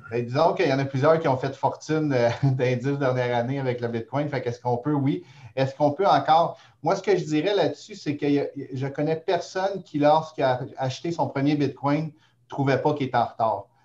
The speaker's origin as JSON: {"language": "French", "town": "Montreal", "region": "Quebec", "country": "Canada", "lives_now": "Gatineau, Canada", "said": "Je suis montréalais"}